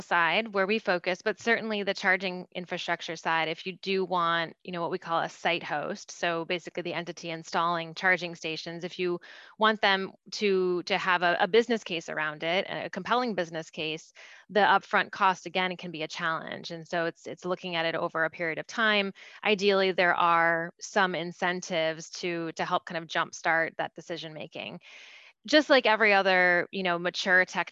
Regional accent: Detroit, Michigan, United States; I grew up in the Detroit area

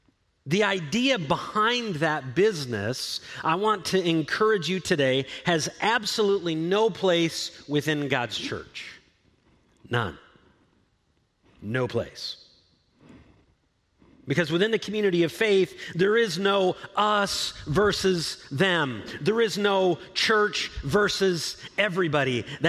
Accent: Ludington, Michigan, United States; moved away; My wife and kids and I were up in my hometown of Ludington this past week

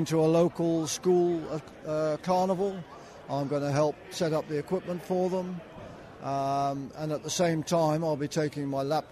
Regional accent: Scotland, United Kingdom; moved away as an adult; now in Australia; I was born in Scotland

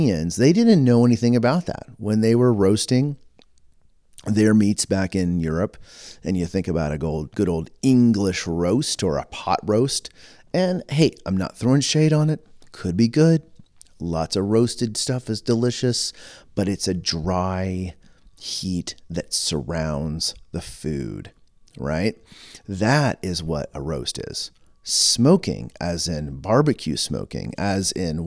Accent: United States; also born or lived in Texas-Oklahoma; now in Edmonton, Canada; I'm American

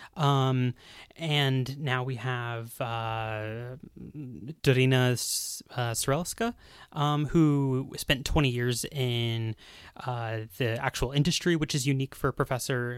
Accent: United States; moved away as an adult; now in Bulgaria; I'm an American, um, student full-time.

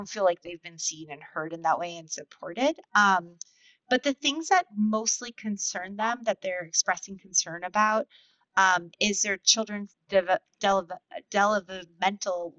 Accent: United States; an American parent

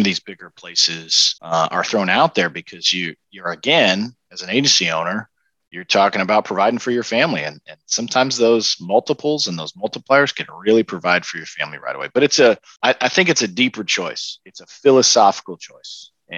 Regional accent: Kansas City, United States; based in my hometown in Kansas City

